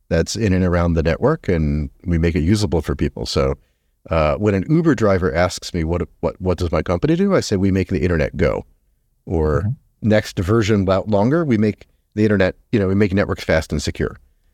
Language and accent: English; Philadelphia, Pennsylvania, United States; now in Seattle, United States; In Seattle. I'm from Philadelphia.